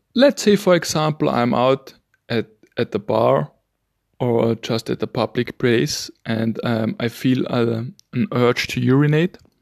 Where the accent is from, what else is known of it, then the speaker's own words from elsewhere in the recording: Vienna, Austria; first language German; English is a second language; I'm from Vienna, Austria